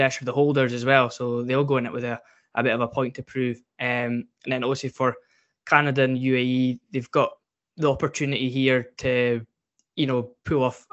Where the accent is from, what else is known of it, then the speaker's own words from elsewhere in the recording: Scotland, United Kingdom; as a Scotsman